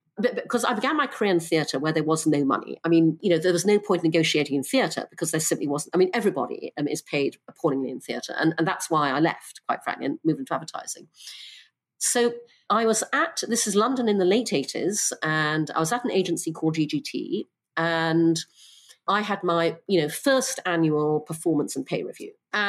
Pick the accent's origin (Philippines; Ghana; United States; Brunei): Brunei; also born or lived in United Kingdom; I'm half English, half Chinese. I was born in the UK. When I was six, my parents moved to Brunei because my father got a job there. And so I grew up in Brunei and Borneo.